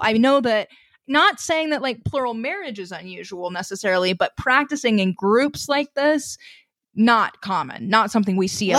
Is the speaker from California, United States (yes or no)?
no; Missouri, United States; Oh, yes. I grew up in Southwest Missouri. I'm still familiar with that.